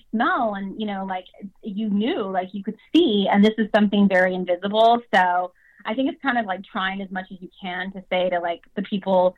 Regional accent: the South, United States; moved away; I grew up in the South

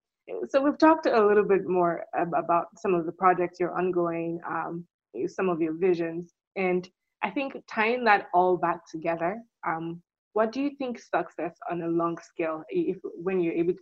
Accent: Nigeria; speaking as a Nigerian

